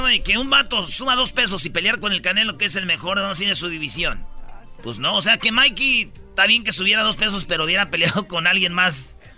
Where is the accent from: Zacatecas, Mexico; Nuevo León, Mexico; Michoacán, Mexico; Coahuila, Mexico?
Michoacán, Mexico; Jiquilpan; moved away; mi pueblo, Jiquilpan, Michoacán